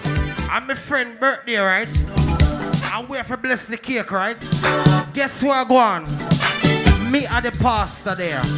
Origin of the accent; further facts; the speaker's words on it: New York City, New York, United States; I'm from New York City. I'm from Queens. Rochdale, South Jamaica, Queens. That's where I'm from.